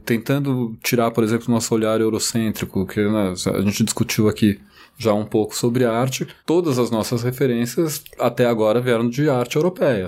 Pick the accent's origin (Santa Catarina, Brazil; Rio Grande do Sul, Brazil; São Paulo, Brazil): São Paulo, Brazil; eu olhei a minha cidade ali, eu me reconheci no lugar onde eu nasci, onde eu cresci